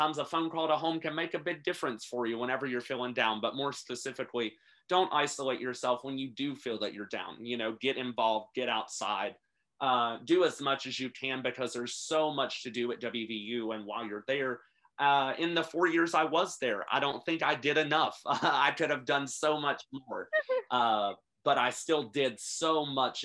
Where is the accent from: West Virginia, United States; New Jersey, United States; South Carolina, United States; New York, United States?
West Virginia, United States; Princeton; I'm originally from Princeton, West Virginia, which is the very bottom of the state. I actually went to Montcalm High School